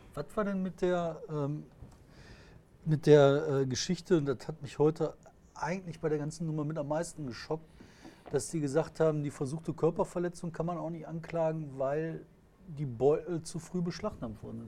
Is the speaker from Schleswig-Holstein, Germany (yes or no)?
no; Bottrop, North Rhine-Westphalia, Germany; ich komme aus Fuhlenbrock